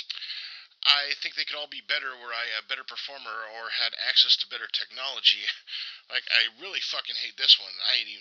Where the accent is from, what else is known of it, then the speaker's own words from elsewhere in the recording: Albany, Oregon, United States; I record this in my hometown of Albany, Oregon.